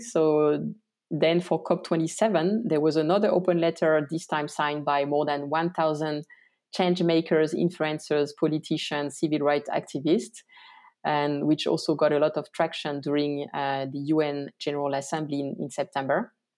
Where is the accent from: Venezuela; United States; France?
France; moved away as an adult; also born or lived in Tajikistan / Santiago, Chile; I was actually born in France. Uh, I grew up in the countryside